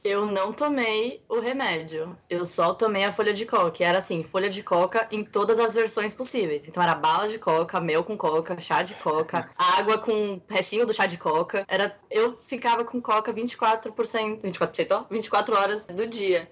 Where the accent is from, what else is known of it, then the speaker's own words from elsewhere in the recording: São Paulo, Brazil; um deles eu sei que é ser paulista